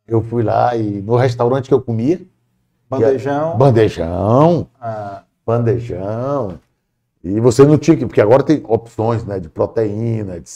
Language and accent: Portuguese; Piauí, Brazil; como eu vinha de, de, do Piauí, a lógica era assim: eu tenho que fazer um bom curso.